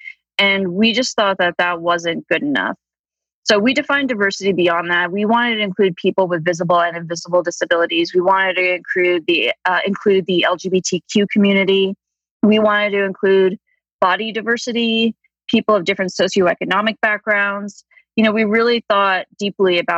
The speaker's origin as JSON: {"language": "English", "region": "New Jersey", "country": "United States", "tie": "born or raised there", "also_born_or_lived": "Deep South / Miami Beach / Washington, D.C.", "moved": "yes", "lives_now": "Colorado, United States", "said": "I grew up in New Jersey."}